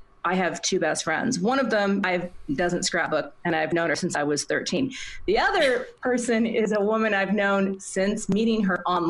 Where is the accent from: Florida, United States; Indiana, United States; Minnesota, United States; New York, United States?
Minnesota, United States; right next to my hometown.